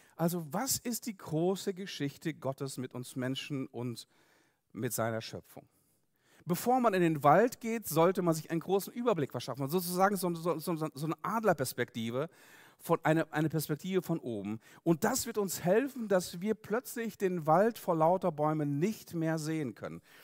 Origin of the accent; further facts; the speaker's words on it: Siberia, Russia; now in Germany; ich komme selber aus Russland, bin dort geboren worden in Sibirien, bin dort aufgewachsen